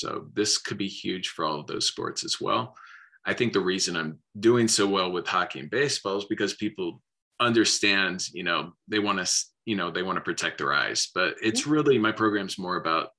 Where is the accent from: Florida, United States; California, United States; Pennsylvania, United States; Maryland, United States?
Pennsylvania, United States; Philadelphia; born there; So I was born in Philly in 76. And so I've always been loyal to that, even though I've moved around.